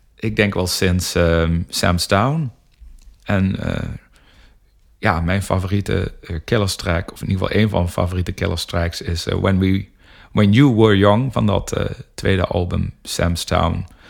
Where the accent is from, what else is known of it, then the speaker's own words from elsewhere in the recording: North Limburg, Netherlands; wij komen uit Noord Limburg allebei